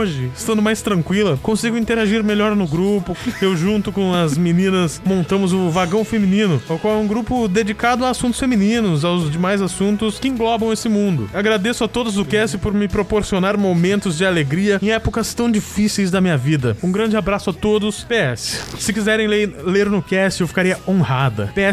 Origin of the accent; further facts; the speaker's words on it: Matão, São Paulo, Brazil; É, nós somos de Matão? né? Mas tudo bem.